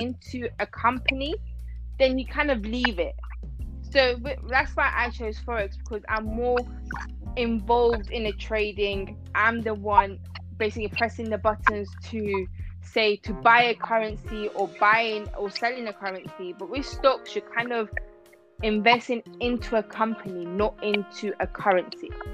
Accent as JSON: {"language": "English", "country": "Iran", "moved": "yes", "lives_now": "London, United Kingdom", "said": "originally I'm from Iran, but I live in um, London."}